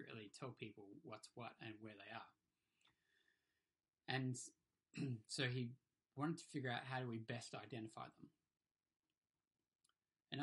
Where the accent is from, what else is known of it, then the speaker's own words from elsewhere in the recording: Hong Kong; moved away; I grew up in Hong Kong, and we didn't get storms there, we got typhoons.